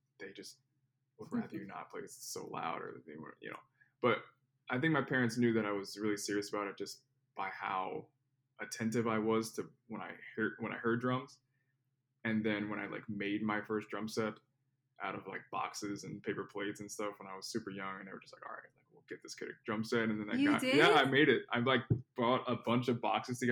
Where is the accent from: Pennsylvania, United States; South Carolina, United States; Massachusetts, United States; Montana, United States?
Pennsylvania, United States; Philadelphia; moved away as an adult; now in Miami, United States; So I'm from Philadelphia, Pennsylvania, like the Philadelphia area. Grew up in the suburbs of Philly.